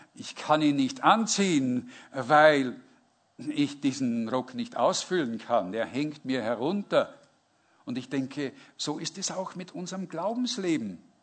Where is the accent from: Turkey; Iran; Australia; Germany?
Germany; Northern Germany; ich komme aus, dem, aus Norddeutschland.